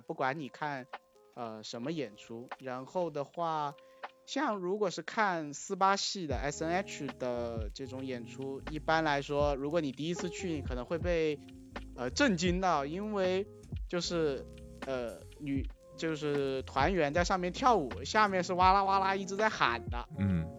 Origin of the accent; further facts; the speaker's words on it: China; 我们中国人比较内敛